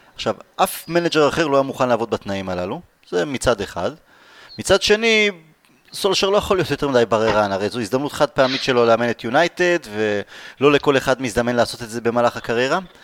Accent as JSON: {"language": "Hebrew", "country": "Israel", "said": "אנחנו יהודים, אנחנו ישראלים"}